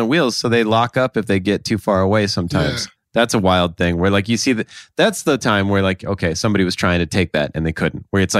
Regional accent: South Dakota, United States; moved away; I grew up in South Dakota. It's like 20 below sometimes.

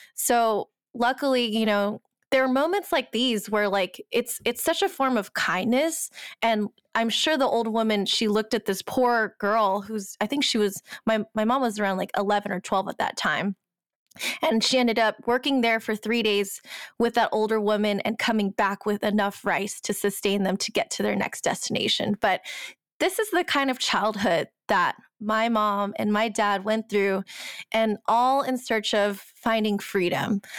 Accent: United States; My background is Chinese, Cambodian, Thai, and I'm American.

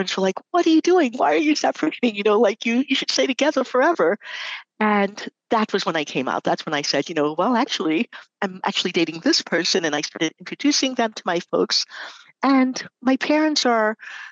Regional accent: New York City, New York, United States; I grew up in New York City

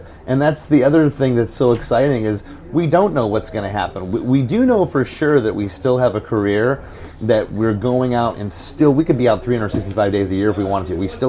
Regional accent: Florida, United States; It's just, we're from Florida. We were never part of that scene.

